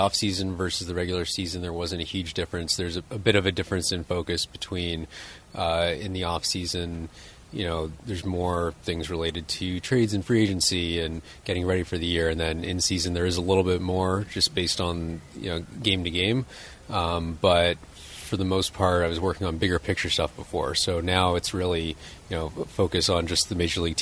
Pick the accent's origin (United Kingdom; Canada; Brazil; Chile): Canada; Toronto, Ontario; I grew up in Toronto in Canada, so I played hockey